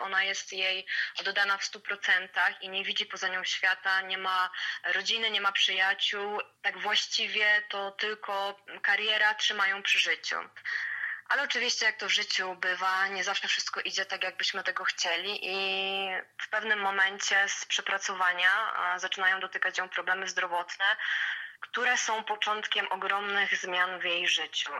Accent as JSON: {"language": "Polish", "town": "Łęczyca", "region": "Łódź Voivodeship", "country": "Poland", "said": "pochodzę z Łęczycy, która jest małym miastem"}